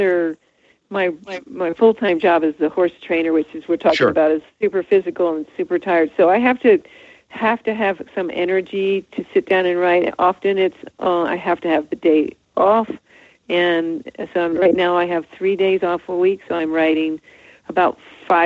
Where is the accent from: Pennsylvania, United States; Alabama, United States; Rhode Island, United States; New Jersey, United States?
New Jersey, United States; moved away; I was from New Jersey